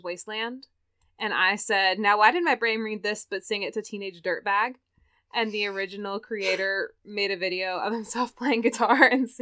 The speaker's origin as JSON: {"language": "English", "region": "the South", "country": "United States", "said": "I'm from the South"}